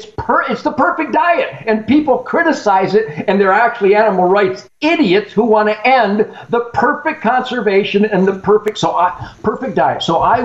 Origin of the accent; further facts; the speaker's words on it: Michigan, United States; I come from Michigan, once the number one hunting state in the world, and you've seen what has happened to it.